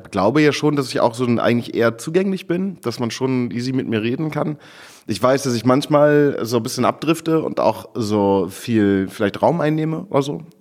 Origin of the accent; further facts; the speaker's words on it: Friesland, Lower Saxony, Germany; moved away; ich komme aus, aus Friesland.